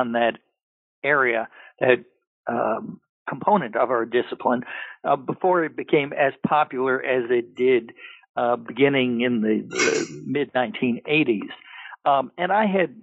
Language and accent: English; New York City, New York, United States; moved away; also born or lived in Pennsylvania / Massachusetts / Minnesota / Georgia; I was born in New York City and in Manhattan